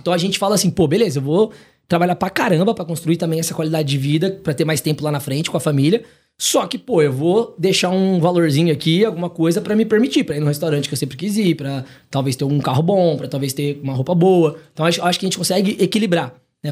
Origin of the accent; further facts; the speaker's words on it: Maringá, Paraná, Brazil; moved away as an adult; now in São Paulo, Brazil; venho de Maringá, no Paraná.